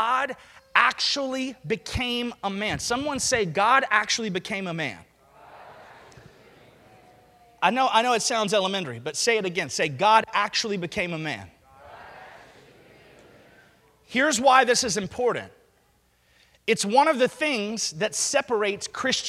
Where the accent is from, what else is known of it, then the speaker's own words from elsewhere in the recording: Alabama, United States; I grew up in Alabama